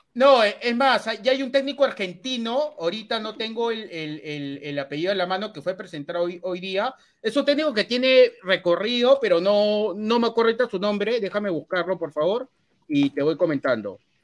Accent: Peru; yo como peruano

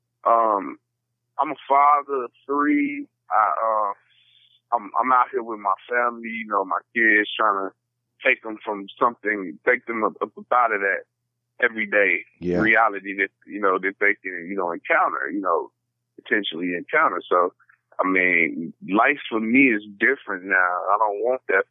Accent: Chicago, Illinois, United States; also born or lived in Englewood, Chicago / Lansing, Illinois; it's kind of hard to hide that I'm from Chicago. And, you know, just like everywhere you go, people just automatically just know it just by the way, the way we talk

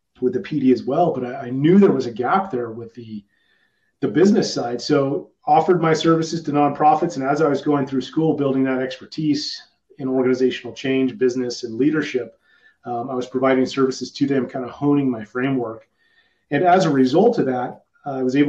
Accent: Southern California, United States; I grew up in Southern California. I was fortunate enough to stay in the same home my entire childhood till I left for the Marine Corps

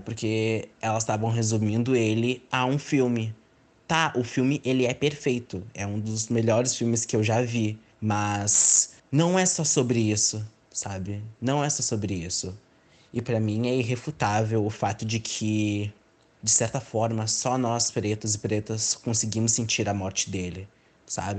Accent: Porto Alegre, Rio Grande do Sul, Brazil; sou natural de Porto Alegre

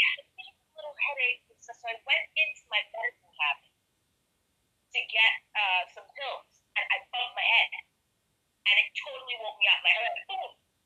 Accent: Black Rock, Saint Michael, Barbados; I grew up in Black Rock, West Coast, all day, every day. So when I moved out of Black Rock, I think I moved to Bridgetons, like out Johns Plain side, and I'd have to drive back through Black Rock to get to town

